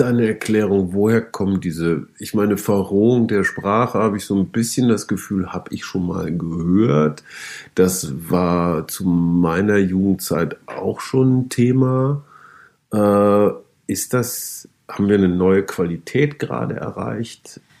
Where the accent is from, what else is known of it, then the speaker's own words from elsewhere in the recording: North Rhine-Westphalia, Germany; ich komme aus Westfalen